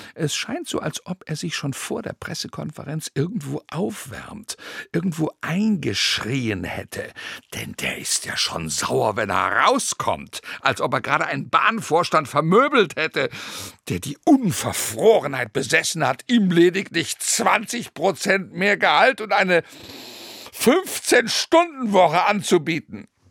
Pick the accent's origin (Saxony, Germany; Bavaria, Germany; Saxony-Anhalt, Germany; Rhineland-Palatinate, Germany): Rhineland-Palatinate, Germany; Rhenish Hesse; Viele Bauern bei uns in Rheinhessen